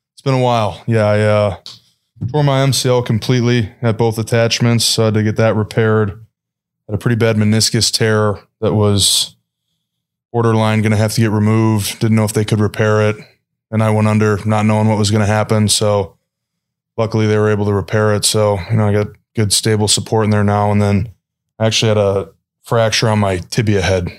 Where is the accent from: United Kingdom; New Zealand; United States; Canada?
United States; Chicago, Illinois; moved away; I'm obviously from Chicago